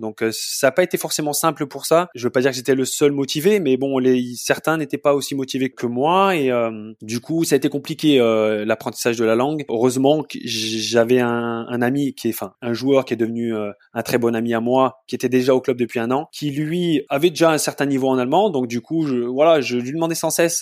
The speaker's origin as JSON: {"language": "French", "town": "Saint-Étienne", "region": "Auvergne-Rhône-Alpes", "country": "France", "tie": "born or raised there", "also_born_or_lived": "Dresden, Germany", "moved": "as an adult", "lives_now": "Bochum, Germany", "said": "Je suis euh, natif de la région stéphanoise, Saint-Étienne, en France"}